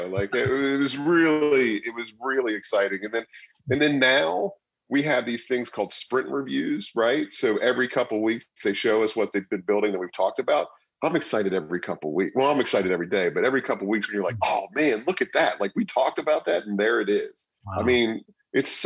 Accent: Morgantown, West Virginia, United States; also born or lived in Fairfax / New York City; I've been here since I was two. So I've been in Morgantown.

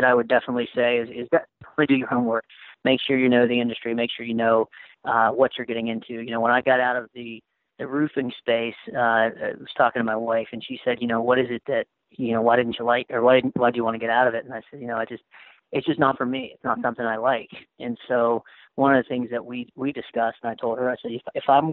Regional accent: Moundsville, West Virginia, United States; also born or lived in Wheeling, West Virginia / Orlando, Florida; Was born and raised in Moundsville, West Virginia

